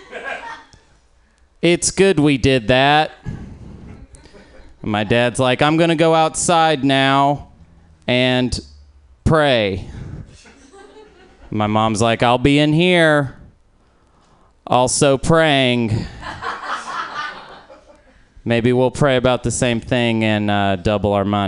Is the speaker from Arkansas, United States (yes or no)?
yes; Arkansas, United States; now in Portland, United States; I'm not actually from Portland. I'm from Arkansas